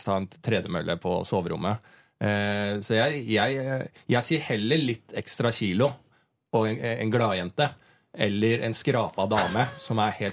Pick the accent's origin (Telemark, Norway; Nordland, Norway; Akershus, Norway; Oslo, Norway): Akershus, Norway; Bærumsverk; Ja, men jeg er fra Bærumsverk, det er en sånn bygde